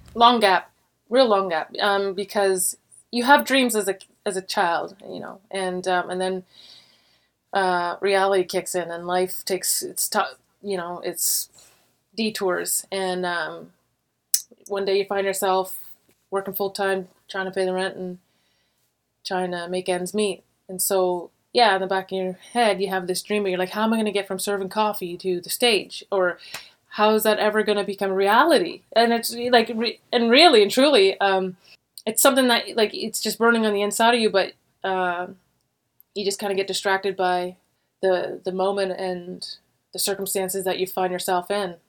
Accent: Warkworth, Ontario, Canada; also born or lived in Montreal, Quebec; I grew up in a really small town. I was born in Montreal, but at a very young age, like three years old, we moved to a small town called Warkworth, Ontario

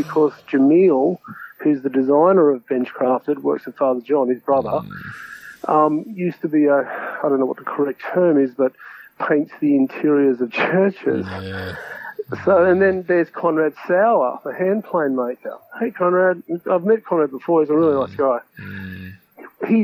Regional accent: Ballina, New South Wales, Australia; also born or lived in Byron Bay / Brisbane; I grew up in Ballon in New South Wales, which is a coastal town

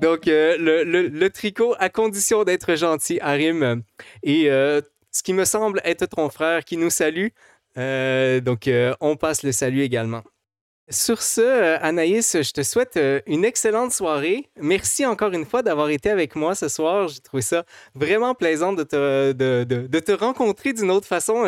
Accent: Quebec, Canada; en tant que Québécois

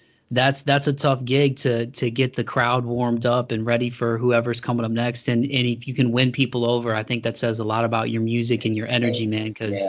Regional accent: Toledo, Ohio, United States; my hometown of Toledo is about an hour south of Detroit

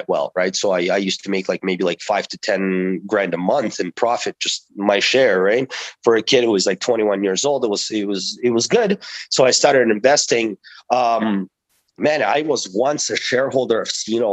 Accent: Toronto, Ontario, Canada; also born or lived in Russia; I grew up in Toronto. I am from an immigrant family. We immigrated to Toronto when I was 12 years old from Russia, and I grew up there.

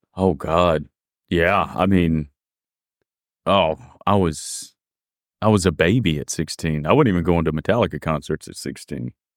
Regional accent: Mississippi, United States; accent: deep southern drawl; moved away as an adult; now in Sweden; I'm an American, I'm from Mississippi.

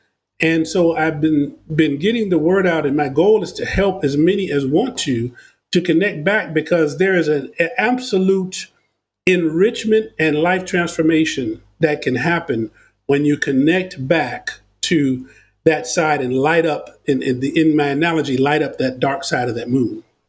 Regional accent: United States; I'm from America

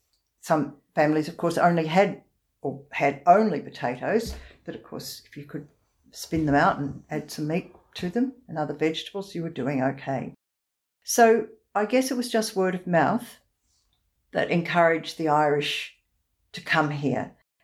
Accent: East Trentham, Victoria, Australia; I was born in East Trentham.

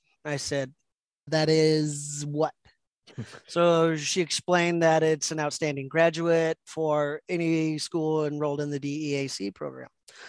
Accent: United States; I'm like, well, I'm American. I'm a white male.

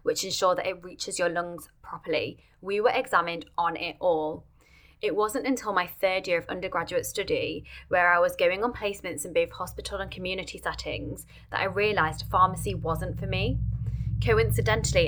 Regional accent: Manchester, North West England, United Kingdom; I was born and raised in Manchester, UK.

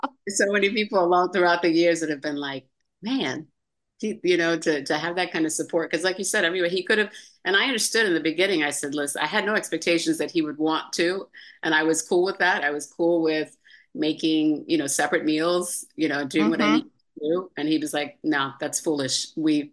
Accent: Amsterdam, New York, United States; born there; also born or lived in Virginia / Florida; now in California, United States; So I was born in Amsterdam, New York, upstate New York.

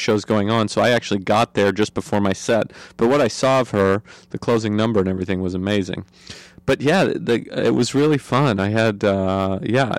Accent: Idaho, United States; I'm from Idaho.

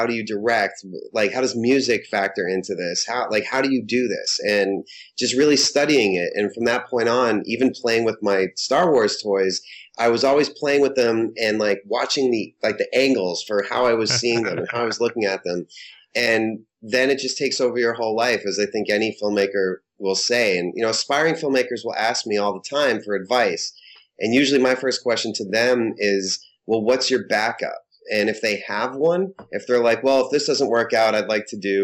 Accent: Holliston, Massachusetts, United States; born or raised there

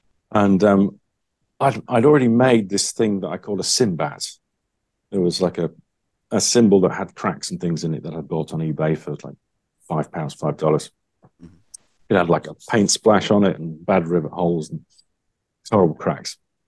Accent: Wales, United Kingdom; Steve Hubbeck was sort of the closest to me, I guess, in terms of being a British person from Wales.

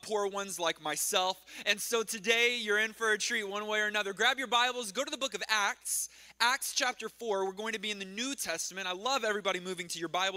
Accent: Texas, United States; moved away; When I grew up in Texas, by the way, my brother Dylan and I, we grew up in Texas

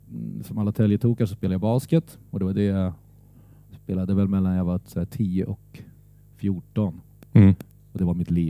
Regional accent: Södertälje, Stockholm County, Sweden; Ja, det är jag. Där är min far född och där är min äldsta son eh, född, mitt äldsta barn.

